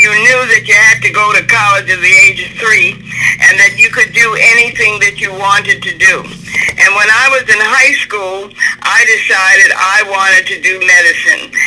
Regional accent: New York City, New York, United States; also born or lived in New Jersey; I grew up in New York City. My family, both parents were from Jamaica and the West Indies, but I grew up in New York City.

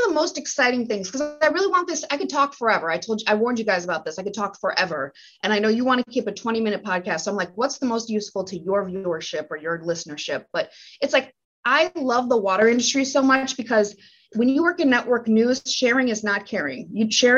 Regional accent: Green Bay, Wisconsin, United States; also born or lived in New York City / Nebraska; my hometown, Green Bay, Wisconsin, it's not where I was born or anything, but like that's where I went to high school

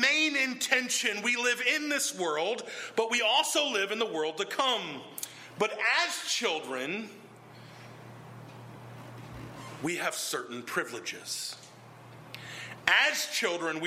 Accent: the South, United States; In the South, we have this expression

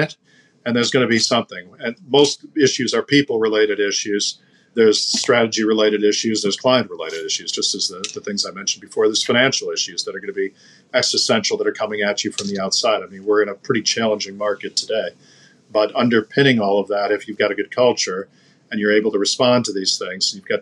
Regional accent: United States; especially as an American

